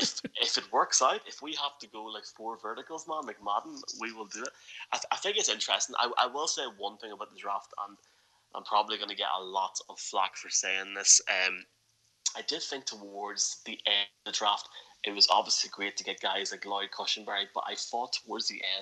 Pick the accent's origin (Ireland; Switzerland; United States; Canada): Ireland; I was indeed, yes.